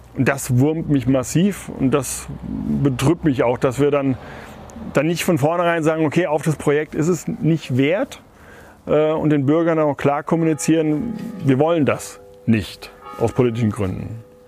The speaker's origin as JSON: {"language": "German", "town": "Otzberg", "region": "Hesse", "country": "Germany", "tie": "born or raised there", "also_born_or_lived": "Westphalia", "said": "Heimat ist für mich da, wo ich geboren bin, da, wo ich jetzt auch wohne"}